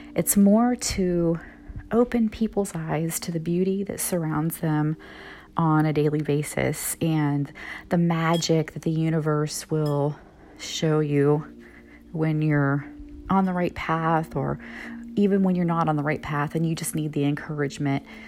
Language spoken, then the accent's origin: English; Midwest, United States; moved away; also born or lived in Florida; moving back to my hometown in the kind of Midwest area